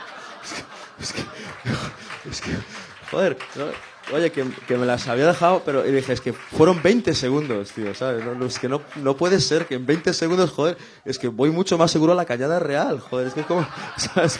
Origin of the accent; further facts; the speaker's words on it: Sanxenxo, Galicia, Spain; San Senso que era mi pueblo, es mi pueblo